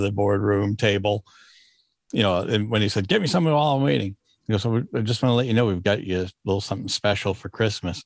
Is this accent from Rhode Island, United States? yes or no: yes; Rhode Island, United States; moved away as an adult; now in Massachusetts, United States; I live in Massachusetts, born and raised in Rhode Island